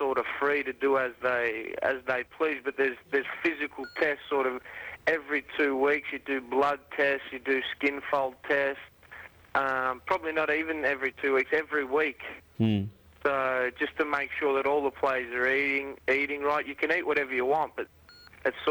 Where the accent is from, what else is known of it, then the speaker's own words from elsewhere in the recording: Australia; moved away as an adult; now in Italy; here they're calling me the Ital-Australian